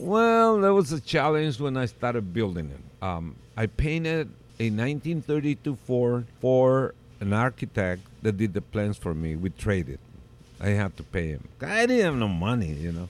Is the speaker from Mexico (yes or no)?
yes; Tijuana, Baja California, Mexico; also born or lived in South San Francisco; now in San Francisco, United States; I was raised in Tijuana